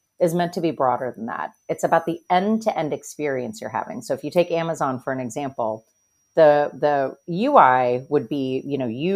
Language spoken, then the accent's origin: English; Pennsylvania, United States; I'm from Pennsylvania